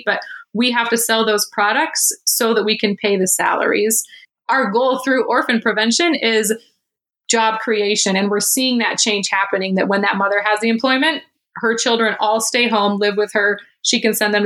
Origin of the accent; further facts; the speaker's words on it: Midland, Michigan, United States; my hometown of Midland, Michigan